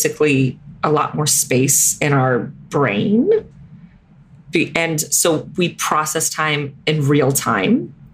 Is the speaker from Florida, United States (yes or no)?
yes; Miami, Florida, United States; growing up in Miami, the coach for the Miami Dolphins, Don Shula, went to my church every day